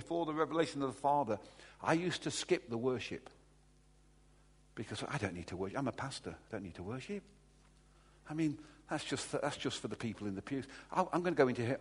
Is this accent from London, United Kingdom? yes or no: no; Derby, East Midlands, United Kingdom; I'm from Derby